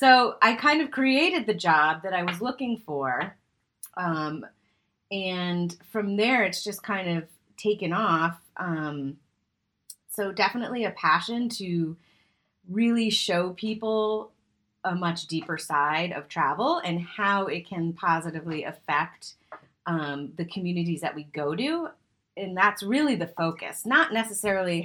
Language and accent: English; Boston, Massachusetts, United States; now in West Coast, United States; I'm moving to the Boston area, back to my roots after 15 years being on the West Coast